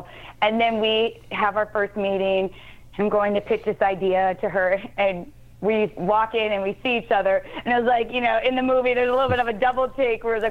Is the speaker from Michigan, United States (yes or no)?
yes; Detroit, Michigan, United States; I grew up in Detroit, and I grew up at a time when the Red Wings were really big